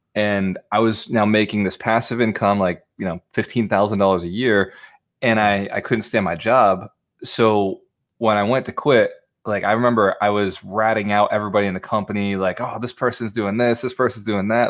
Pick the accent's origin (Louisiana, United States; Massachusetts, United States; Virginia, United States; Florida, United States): Massachusetts, United States; Fall River; I was born in Fall River, Massachusetts, which if you do look it up, it is not Boston